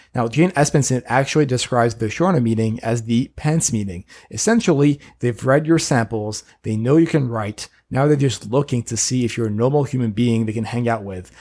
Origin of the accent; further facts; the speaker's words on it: Paris, Île-de-France, France; now in United States; I'm an immigrant from Paris who won his green card at the lottery and then became a citizen recently